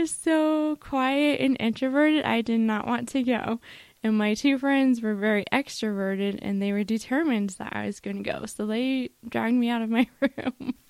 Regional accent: Colorado, United States; I grew up in Colorado

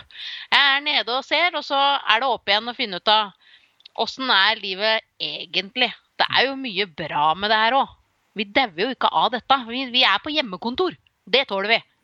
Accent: Slemmestad, Akershus, Norway; now in Nøtterøy, Norway; jeg er jo fra Slemmestad, det er jo også i nærheten av sjøen.

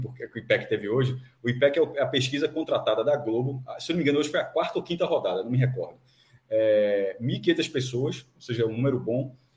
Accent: Pernambuco, Brazil; eu sou pernambucano

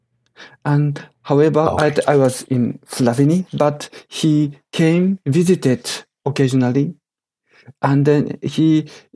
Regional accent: Japan; English is a second language; I was born in Japan with my Japanese parents, and I grown up and educated totally in Japan as common Japanese

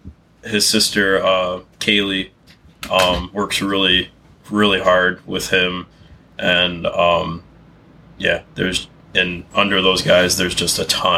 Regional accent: Fenton, Michigan, United States; also born or lived in Mount Pleasant, Michigan; I moved back to my hometown of Fenton, which is around the Flint area.

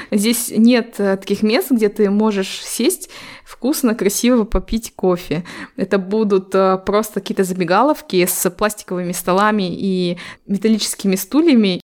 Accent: Temirtau, Karaganda Region, Kazakhstan; also born or lived in Almaty; Это когда я переехала из Тимиртау в Алматы. Тогда я удивилась э, большому количеству казахов, потому что я в жизни не видела азиатов

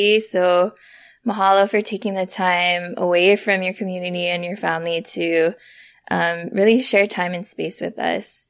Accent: Papakolea, Oahu, Hawaii, United States; now in Texas, United States; I come from Papakule Oahu in the Hawaiian Kingdom, and I'm now residing in Texas

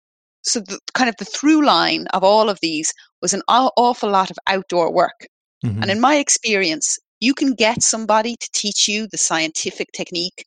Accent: Dublin, Leinster, Ireland; I grew up in Dublin

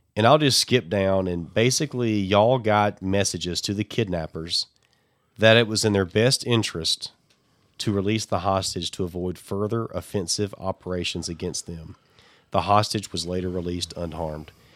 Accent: Alabama, United States; I'm from Alabama

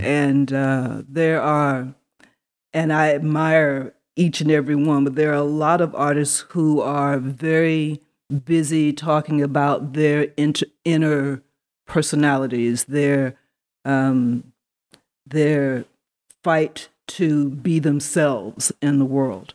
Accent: Atlanta, Georgia, United States; also born or lived in Neptune, New Jersey; I grew up here in Atlanta, Georgia. Um, I was, for whatever strange reason, born in Neptune, New Jersey, of all places

